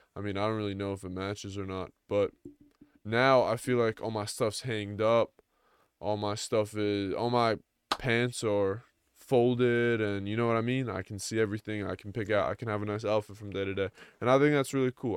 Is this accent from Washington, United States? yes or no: no; Long Island, New York, United States; I'm from New York, so I'm from a suburb of New York, uh, Long Island